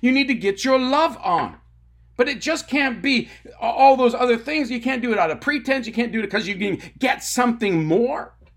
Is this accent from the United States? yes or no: no; Tyendinaga Mohawk Territory, Ontario, Canada; I grew up on the Talladega Mohawk Territory in Ontario, Canada.